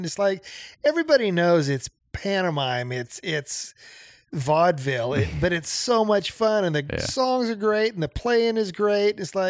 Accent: Nebraska, United States; moved away; I'm from Nebraska.

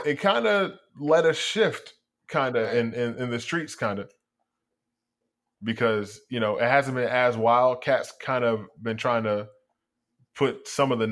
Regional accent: New York, United States; I'm from New York

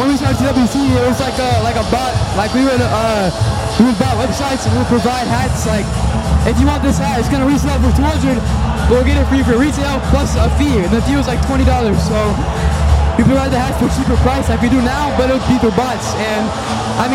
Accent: Houston, Texas, United States; We're both from Houston

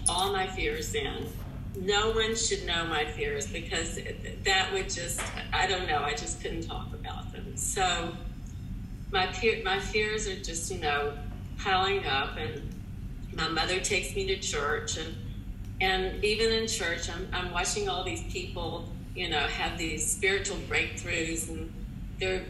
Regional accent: Tennessee, United States; moved away; I was also born and raised in Tennessee

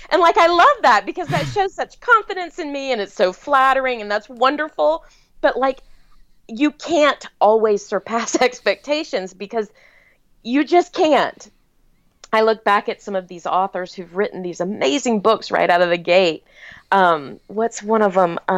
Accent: the South, United States; you know, I was born and raised in the South. And in the South, your enemy comes to your wedding because they're longtime family friends, and it would be rude not to invite them.

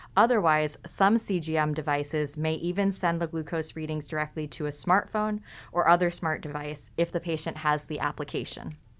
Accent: California, United States; I'm also from California

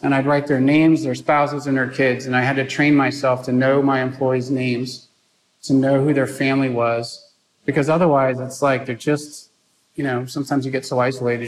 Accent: San Antonio, Texas, United States; I grew up in San Antonio, Texas. I'm a fourth generation San Antonian.

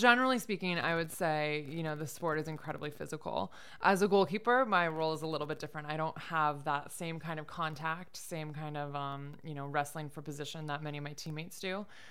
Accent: Michigan, United States; moved away as an adult; now in upstate New York, United States; I grew up in Michigan, of all places

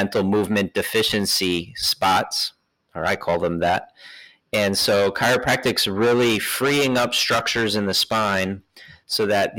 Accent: New York, United States; moved away as an adult; also born or lived in Philadelphia / Bay Area; now in Oakland, United States; I'm from New York, moved out to the Bay Area for chiropractic school

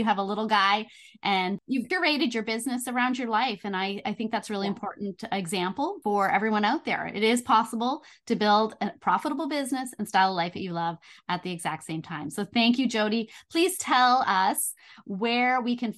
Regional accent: Canada; We're both Canadian

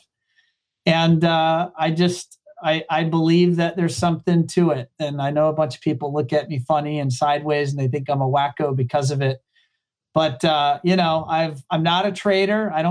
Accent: Hampton Roads, Southeast Virginia, United States; moved away as an adult; now in Florida, United States; I am from Southeast Virginia, often called Hampton Roads. I grew up there

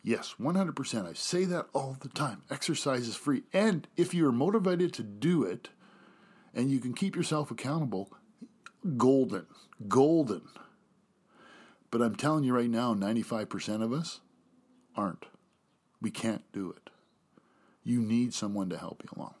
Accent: Canada; also born or lived in United States; I'm proud to say I'm Canadian

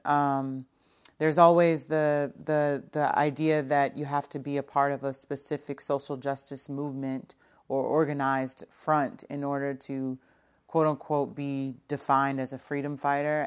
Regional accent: Brooklyn, New York, United States; I'm originally from Brooklyn, New York

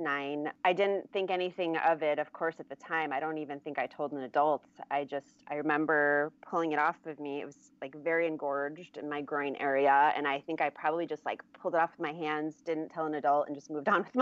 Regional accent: Germany; also born or lived in Michigan, United States; now in California, United States; I grew up mostly in Germany

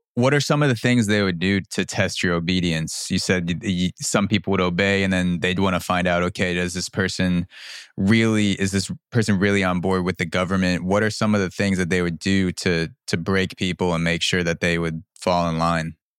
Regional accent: New York, United States; I was born in New York in the early 90s and I've always been in the United States

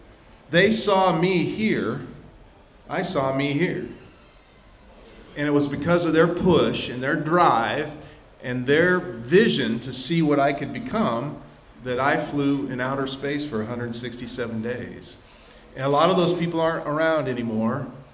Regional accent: Ashland, Nebraska, United States; moved away as an adult; also born or lived in Texas; We didn't have a lot when we were kids. But we grew up here in Ashland, Greenwood

